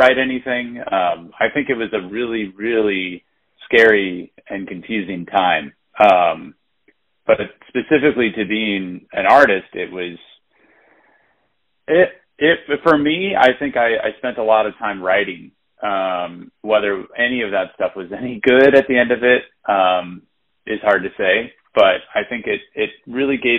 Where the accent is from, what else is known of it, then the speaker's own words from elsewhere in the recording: St. Louis, Missouri, United States; moved away as an adult; now in New York City, United States; I was born in St. Louis, Missouri